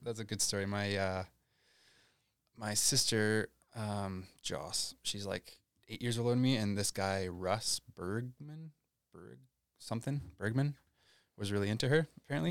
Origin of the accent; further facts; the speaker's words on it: Landmark, Manitoba, Canada; I grew up in Landmark, Manitoba